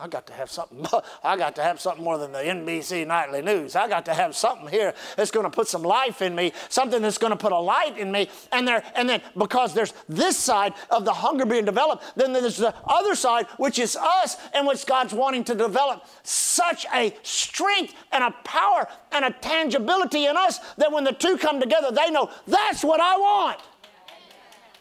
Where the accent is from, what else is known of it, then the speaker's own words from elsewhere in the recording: Gulf Coast, United States; I grew up on the Gulf Coast